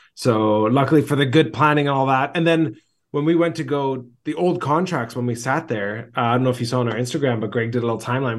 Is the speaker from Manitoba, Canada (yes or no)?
no; Vancouver, British Columbia, Canada; moved away as an adult; now in Greece; I grew up in Vancouver, but I'm a third generation, uh, Greek in Vancouver